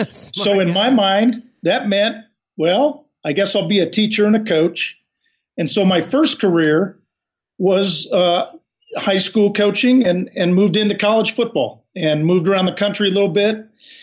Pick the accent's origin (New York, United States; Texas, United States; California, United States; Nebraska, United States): California, United States; Los Angeles; moved away; I'm a kid from Los Angeles